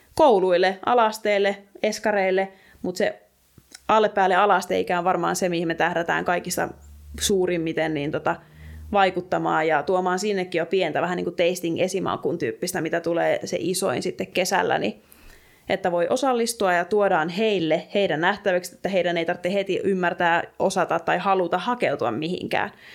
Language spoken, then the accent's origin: Finnish; Alavus, South Ostrobothnia, Finland; mä oon itsekin kotoisin maaseudulta, pienestä kaupungista Etelä-Pohjanmaalta, Alavudelta